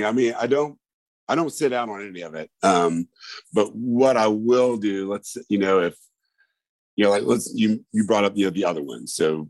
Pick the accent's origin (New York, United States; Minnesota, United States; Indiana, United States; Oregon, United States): Indiana, United States; moved away as an adult; I'm originally from Indiana, moved down here in 2000.